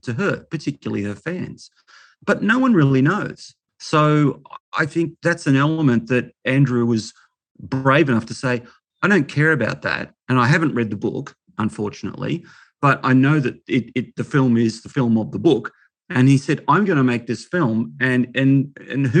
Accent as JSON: {"language": "English", "town": "Melbourne", "region": "Victoria", "country": "Australia", "tie": "born or raised there", "said": "as a kid growing up in Melbourne, I was born in 63"}